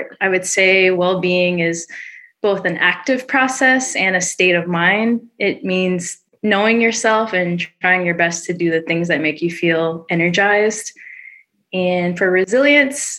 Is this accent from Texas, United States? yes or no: yes; Dallas, Texas, United States; I'm originally from Dallas